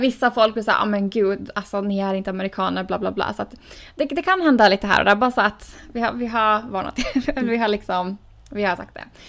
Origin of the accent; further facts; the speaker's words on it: Åland Islands; moved away as an adult; now in United States; som man är van vid hemma på Åland